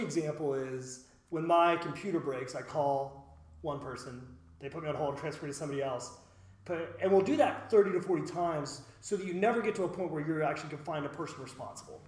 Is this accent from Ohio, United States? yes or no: yes; West Chester, Ohio, United States; I grew up in Westchester